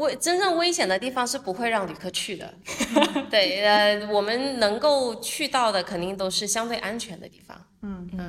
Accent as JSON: {"language": "Chinese", "country": "China", "said": "然后但是因为我们都是中国人，然后第二我们确实也是人人数比较少"}